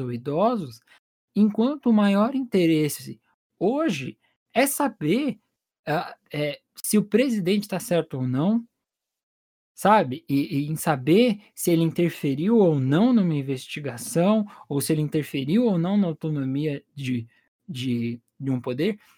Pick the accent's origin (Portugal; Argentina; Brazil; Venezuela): Brazil; enquanto brasileiro